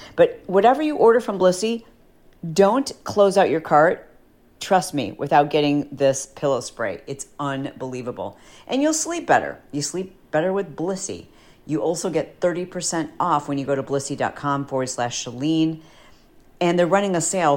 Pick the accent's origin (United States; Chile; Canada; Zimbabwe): United States; Fowlerville, Michigan; also born or lived in Detroit, Michigan; I was born in Detroit. We lived there for I don't know, like four years or something. And so when we were really young, we moved to a small country town called Fowlerville, Michigan